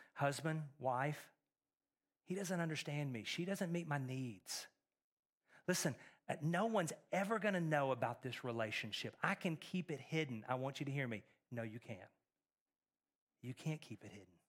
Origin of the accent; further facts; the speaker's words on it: Texas, United States; now in Middle Tennessee, United States; Growing up in Texas